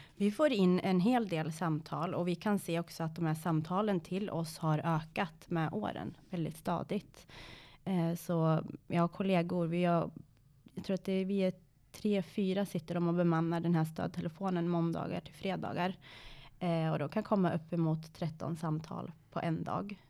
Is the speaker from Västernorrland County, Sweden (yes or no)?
yes; Sundsvall, Västernorrland County, Sweden; also born or lived in Iran; i Sundsvall där jag är uppvuxen